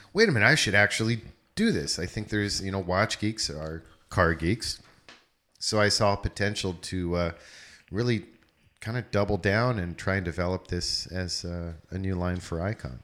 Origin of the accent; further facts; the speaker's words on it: East Coast, United States; I'm from East Coast